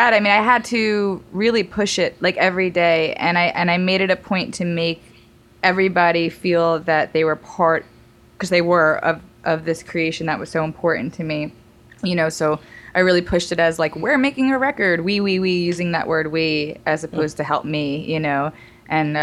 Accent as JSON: {"language": "English", "region": "New York", "country": "United States", "also_born_or_lived": "Arizona / Hawaii / London / San Francisco", "moved": "as an adult", "said": "I'm from New York"}